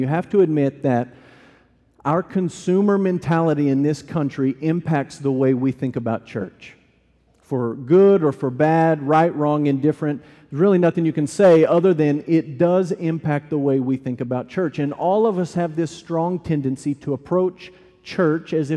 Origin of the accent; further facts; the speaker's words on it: United States; I'm an American, we celebrate it American style